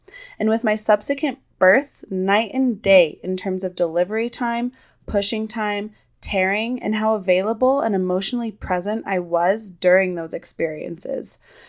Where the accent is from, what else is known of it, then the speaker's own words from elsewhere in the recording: Los Alamos, New Mexico, United States; I am from New Mexico. I recently moved back to my hometown of Los Alamos, New Mexico, where I am from.